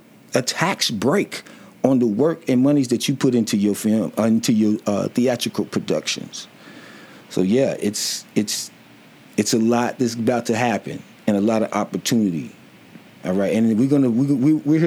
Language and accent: English; Louisville, Kentucky, United States; I'm from the West End of Louisville